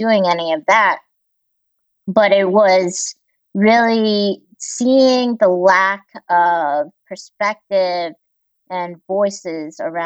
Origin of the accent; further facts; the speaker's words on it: Greensboro, North Carolina, United States; also born or lived in Busan, South Korea / Walla Walla, Washington; I grew up mostly in Greensboro, North Carolina